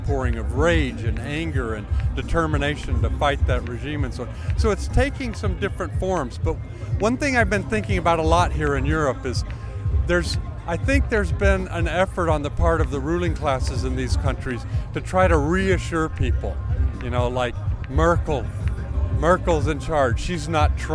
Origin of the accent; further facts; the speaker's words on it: London, United Kingdom; I'm from London